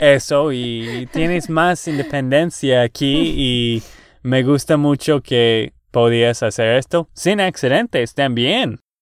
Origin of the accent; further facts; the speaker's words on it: Texas, United States; de Texas, Estados Unidos